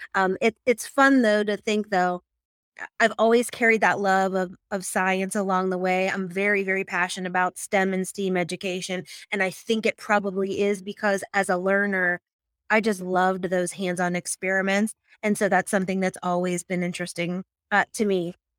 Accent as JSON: {"language": "English", "town": "Pittsburgh", "region": "Pennsylvania", "country": "United States", "said": "I am from Pittsburgh, Pennsylvania"}